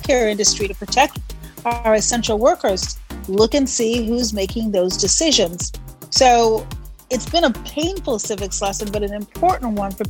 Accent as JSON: {"language": "English", "town": "Chicago", "region": "Illinois", "country": "United States", "said": "I'm from Chicago."}